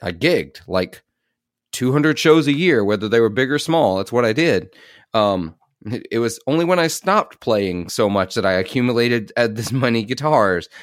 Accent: Clarksdale, Mississippi, United States; I'm from Clarksdale, Mississippi

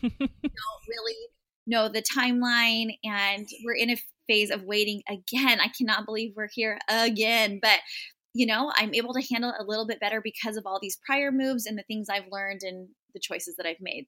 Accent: San Diego, California, United States; moved away as an adult; I grew up in San Diego, California, and never moved, went to college in San Diego

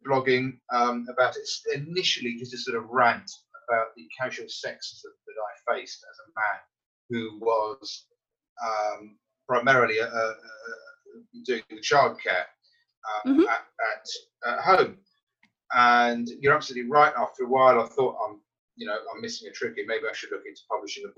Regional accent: United Kingdom; now in Surrey, United Kingdom; being British

